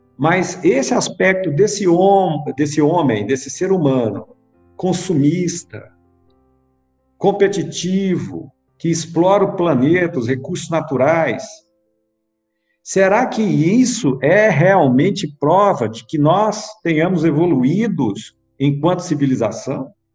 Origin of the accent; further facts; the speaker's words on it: Goiânia, Goiás, Brazil; now in Brasília, Brazil; Eu nasci aqui em Brasília, com dois anos de idade eu fui para Goiânia